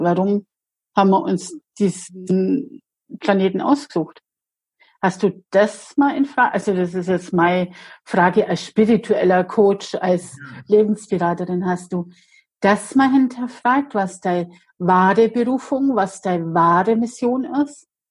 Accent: Bavaria, Germany; bei uns in Bayern

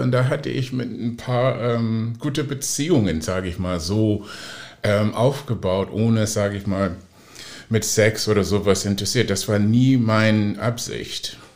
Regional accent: Oakland, California, United States; German is a second language; now in Hamburg, Germany; in Oakland, wo ich aufgewachsen bin

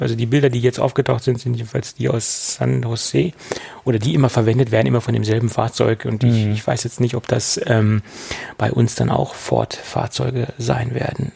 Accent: Germany; also born or lived in Lower Saxony; bei uns in Deutschland

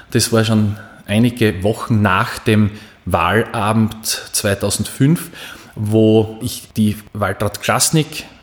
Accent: Hitzendorf, Styria, Austria; da war dann mein damaliger Bürgermeister in Hitzendorf, wo ich herkomme, das ist meine Heimatgemeinde Hitzendorf in Graz Umgebung

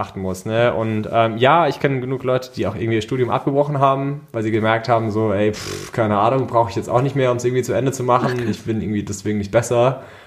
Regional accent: Wiesbaden, Hesse, Germany; ich komme aus Wiesbaden, äh, Freelancer im Bereich UI, UX und Brand

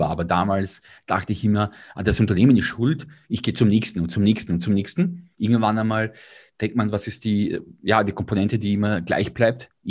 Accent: Vienna, Austria; Ich bin Wiener, äh, habe bis vor drei Jahren dort gelebt

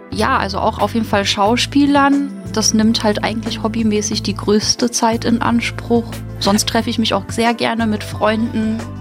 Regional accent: Münster, North Rhine-Westphalia, Germany; moved away as an adult; now in Mainz, Germany; Also es ist zwar eine Studentenstadt, aber wenn man da aufgewachsen ist

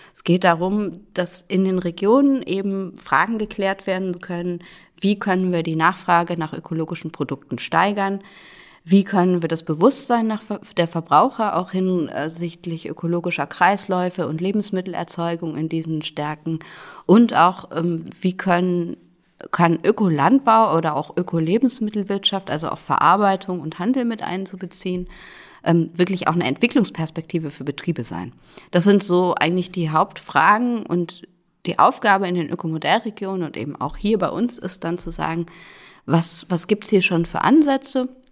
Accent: Cologne, North Rhine-Westphalia, Germany; moved away as an adult; also born or lived in Rostock / Kiel; now in Rhön, Germany; geboren bin ich in Köln, also eigentlich eine Großstadtpflanze ursprünglich.

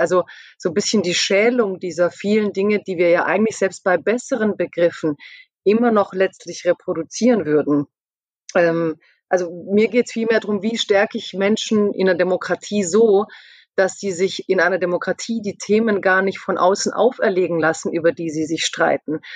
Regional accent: Stuttgart area, Baden-Württemberg, Germany; also born or lived in near Mannheim; ich komme aus dem Stuttgarter Raum, ich bin in der Nähe von Mannheim

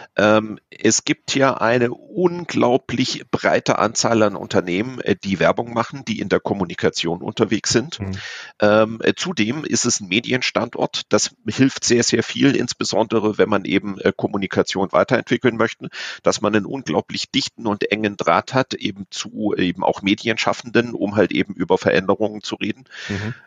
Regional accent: Offenburg, Baden-Württemberg, Germany; also born or lived in Hamburg; now in Munich, Germany; ganz ursprünglich komme ich aus der Ecke Offenburg, also aus dem Südwesten Deutschlands

